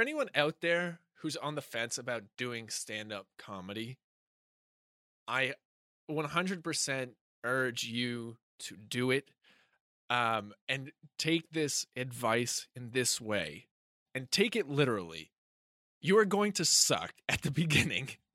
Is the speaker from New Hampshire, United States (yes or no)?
yes; Hampstead, New Hampshire, United States; moved away; Hampstead. I was performing in my hometown